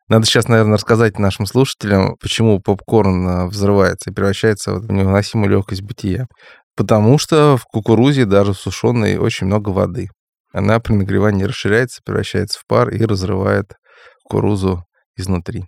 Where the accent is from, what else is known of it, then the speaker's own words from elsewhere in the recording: Crimea, Ukraine; в моём крымском детстве